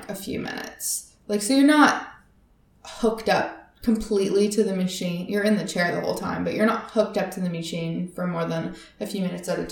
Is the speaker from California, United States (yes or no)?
yes; Northern California, United States; I grew up in Northern California, so in the mountains